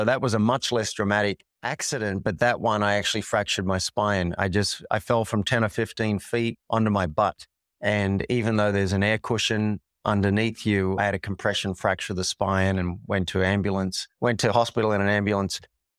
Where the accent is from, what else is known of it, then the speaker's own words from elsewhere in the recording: Sydney, New South Wales, Australia; moved away as an adult; also born or lived in New York; now in Boulder, United States; I'm from Sydney, Australia.